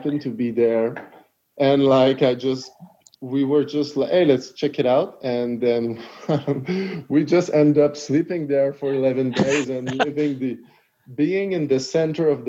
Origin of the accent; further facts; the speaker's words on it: Montreal, Quebec, Canada; I'm from Montreal, and which is in Quebec. And in Montreal, there's a neighborhood called Lachine. So I grew up all my life there.